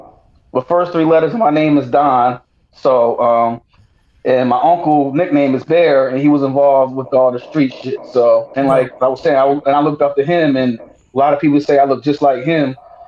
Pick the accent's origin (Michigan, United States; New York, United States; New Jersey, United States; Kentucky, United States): New Jersey, United States; Cape May; Jersey, Cape May, New Jersey. Bottom of the map.